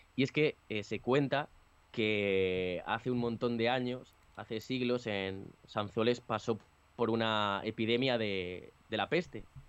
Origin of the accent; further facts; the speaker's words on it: Toro, Castile and León, Spain; en Toro, en mi pueblo, hay una calle Abrazamozas